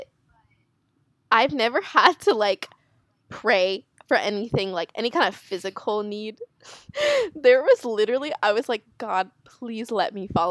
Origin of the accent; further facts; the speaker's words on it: South Florida, United States; we're from South Florida